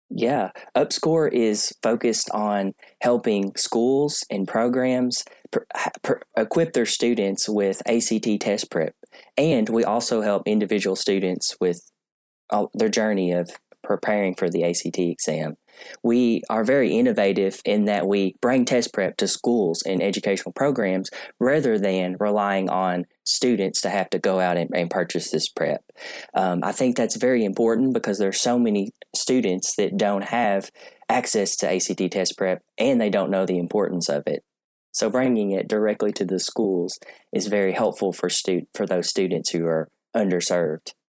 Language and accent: English; Columbia, Kentucky, United States; I'm uh, located in Columbia, Kentucky, and that is my hometown